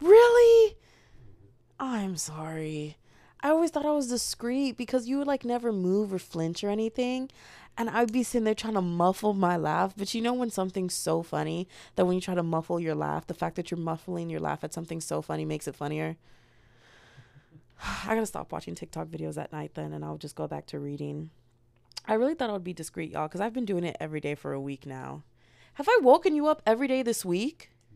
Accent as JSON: {"language": "English", "country": "United States", "said": "as an American"}